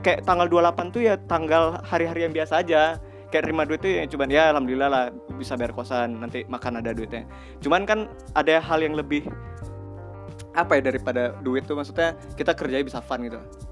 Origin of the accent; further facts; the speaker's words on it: Sumatra, Indonesia; kita orang Sumatera semua